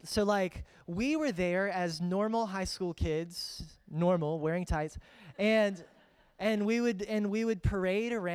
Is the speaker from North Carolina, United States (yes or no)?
yes; Greensboro, North Carolina, United States; also born or lived in Fredericksburg, Virginia; I grew up in Greensboro